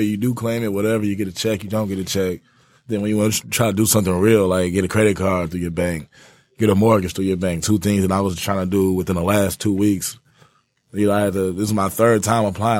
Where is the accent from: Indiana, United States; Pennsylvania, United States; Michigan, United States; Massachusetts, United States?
Michigan, United States; Ypsilanti; now in Detroit, United States; I'm from Ypsilanti.